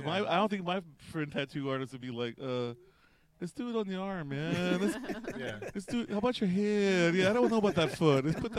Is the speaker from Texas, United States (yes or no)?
yes; Beeville, Texas, United States; Small town Texas, man. Yeah. I'm from Beeville, Texas.